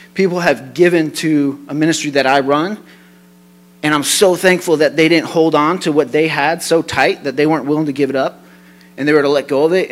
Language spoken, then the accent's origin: English; Colorado, United States; I'm from Colorado